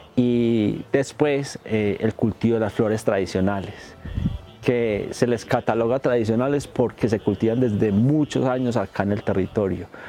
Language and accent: Spanish; Medellín, Antioquia, Colombia; soy habitante y soy nativo del corregimiento de Santa Elena